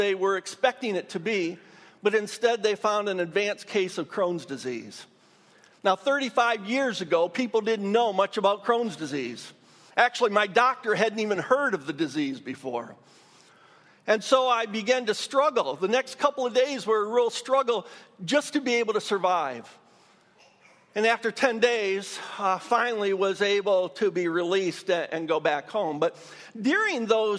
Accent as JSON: {"language": "English", "region": "Michigan", "country": "United States", "tie": "born or raised there", "also_born_or_lived": "Dayton", "moved": "as an adult", "said": "went back to my home state of Michigan"}